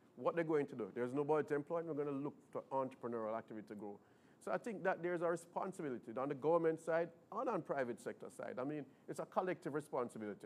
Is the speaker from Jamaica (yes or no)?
yes; Jamaica; being Jamaican